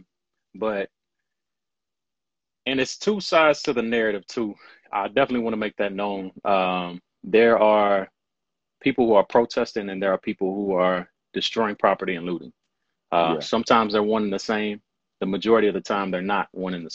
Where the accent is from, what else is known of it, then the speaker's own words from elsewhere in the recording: Louisville, Kentucky, United States; I'm born and raised in Louisville, Kentucky.